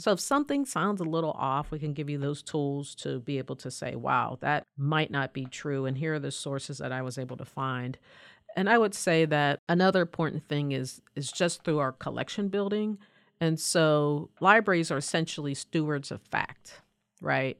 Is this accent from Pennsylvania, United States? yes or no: yes; Pennsylvania, United States; I grew up in a mill town, you know, about two miles south of Pittsburgh